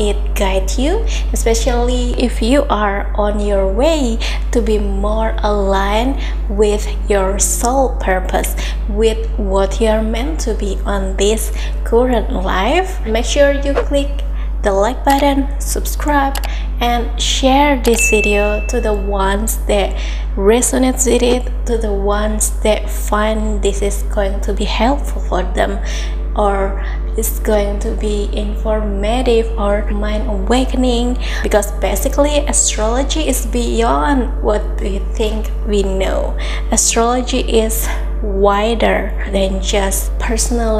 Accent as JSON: {"language": "English", "country": "Indonesia", "said": "I'm from Indonesia and in Bahasa, Christmas called Natal"}